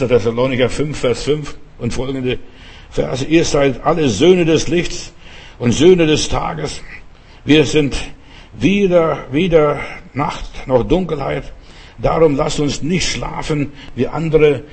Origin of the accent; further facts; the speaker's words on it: Lithuania; moved away; mein Vater hat bei uns in Litauen dort auf, äh, Grundstück, auf unserem Grundstück einen Brunnen gegraben